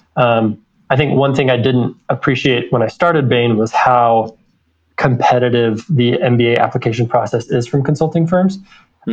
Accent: American Fork, Utah, United States; also born or lived in Riverside, California; grew up in American Fork

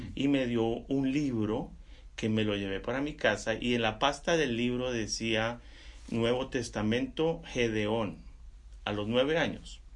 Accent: Sogamoso, Boyacá, Colombia; yo soy colombiano también. Crecí en un lugar que eh, se llama Sogamoso, Boyacá

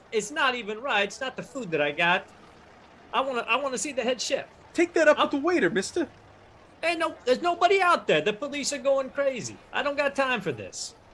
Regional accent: Chicago, Illinois, United States; Listen, friends, I'm from Chicago, and people from Chicago, we don't get messed with.

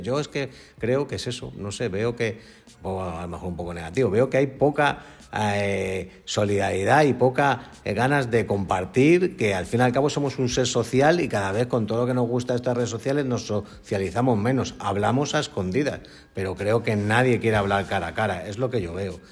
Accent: Spain; somos los españoles

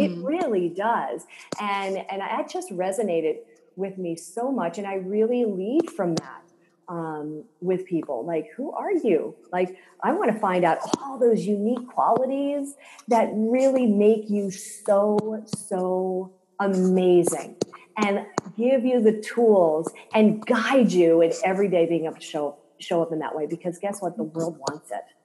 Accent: Silicon Valley, California, United States; I grew up in Silicon Valley

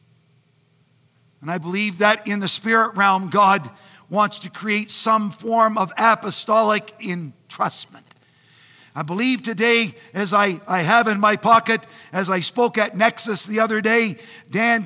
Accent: Canada; I'm Canadian

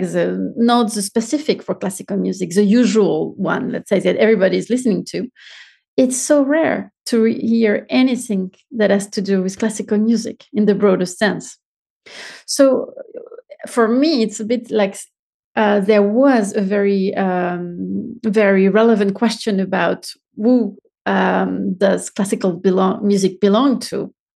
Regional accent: Marseille, Provence-Alpes-Côte d'Azur, France; moved away as an adult; also born or lived in Paris / Vienna / Munich / Taipei; I'm French and so I was born in Marseille, which is south of, of France

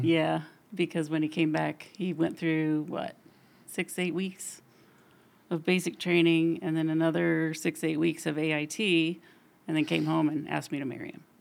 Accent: Huntington, Indiana, United States; I grew up in Union Church, born and raised in Union Church

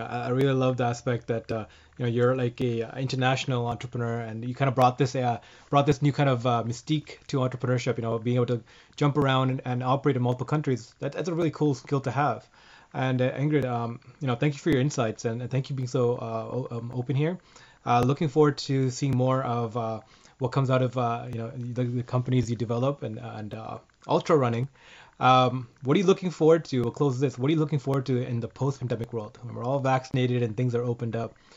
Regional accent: Canada; first language English; some of us in Canada can speak two because of French

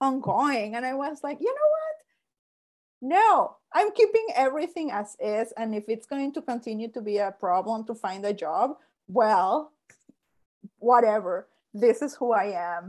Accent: Mexico; now in Calgary, Canada; I'm originally from Mexico. So it's like Mexico, then I came here

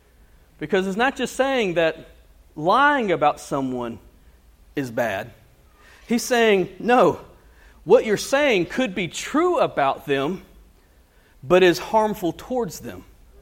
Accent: United States; I'm a Christian before I'm an American.

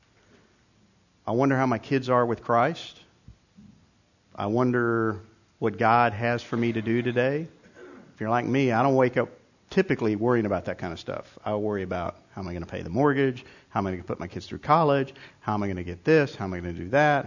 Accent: New York, United States; moved away; I grew up in New York

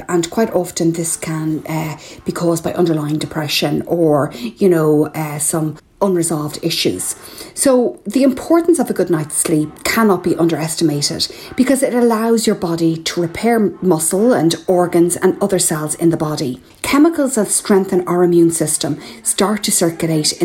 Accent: Ireland; I'm …

